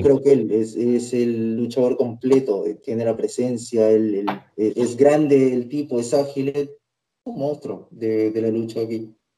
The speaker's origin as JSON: {"language": "Spanish", "country": "Peru", "said": "en mi país"}